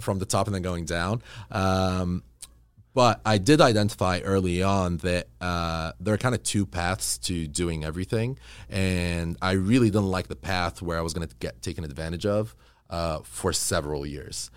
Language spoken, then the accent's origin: English; Kuwait; also born or lived in Egypt; now in Los Angeles, United States; growing up in Kuwait, um, you know, my parents moved when I was about three